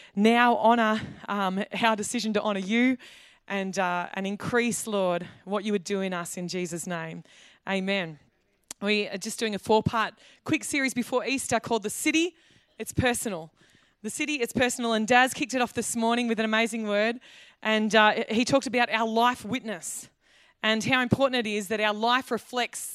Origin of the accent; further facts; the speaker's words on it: Australia; as an Australian